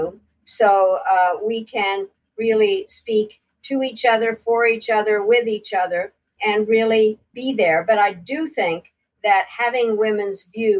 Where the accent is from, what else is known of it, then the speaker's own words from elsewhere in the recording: United States; So being the American, I decided that we had to form a caucus